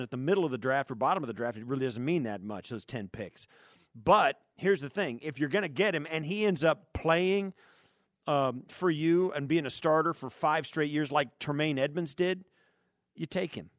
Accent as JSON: {"language": "English", "region": "Kansas", "country": "United States", "tie": "born or raised there", "also_born_or_lived": "Chicago", "moved": "yes", "said": "I grew up in Kansas"}